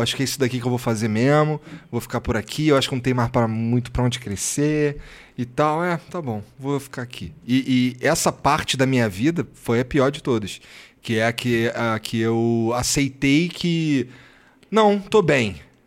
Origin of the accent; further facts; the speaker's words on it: Rio de Janeiro, Brazil; eu sou carioca